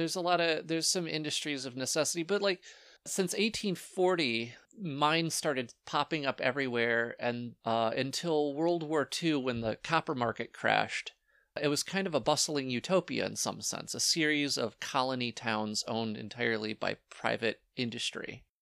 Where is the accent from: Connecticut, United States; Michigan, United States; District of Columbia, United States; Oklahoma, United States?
Michigan, United States; Walloon Lake; moved away as an adult; now in Houghton, United States; I'm from Walloon Lake.